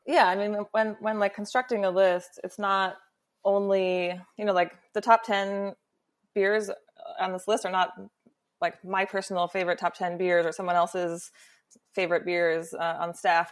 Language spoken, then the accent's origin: English; New York, United States; me as a New Yorker